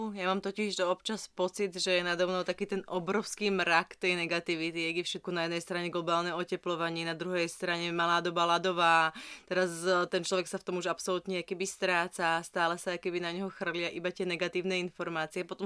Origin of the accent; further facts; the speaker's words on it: Lučenec, Banská Bystrica Region, Slovakia; Ja pochádzam z Lučenca.